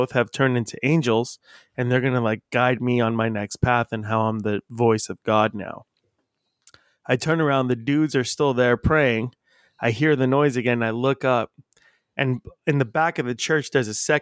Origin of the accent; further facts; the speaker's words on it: La Habra, California, United States; I grew up in La Habra, and so I grew up at going past this church a bunch by my school